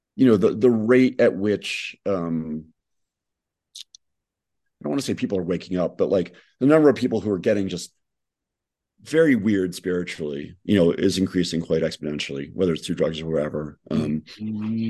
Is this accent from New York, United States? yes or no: yes; New York, United States; I'm again from New York